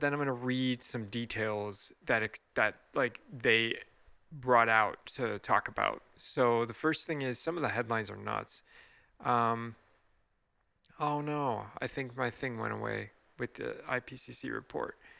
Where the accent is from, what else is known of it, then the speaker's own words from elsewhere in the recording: United States; I'm gonna just speak as an American citizen here